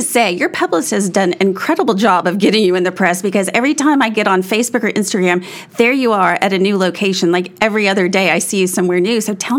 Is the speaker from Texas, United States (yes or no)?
yes; Texas, United States; I am a Texan, native Texan